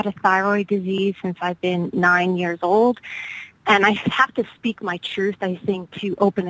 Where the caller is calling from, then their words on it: New Jersey, United States; I'm calling from New Jersey.